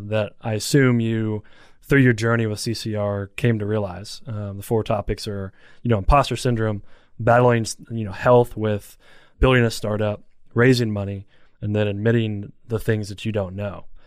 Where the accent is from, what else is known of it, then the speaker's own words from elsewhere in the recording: Elizabethtown, Kentucky, United States; I'm from Elizabethtown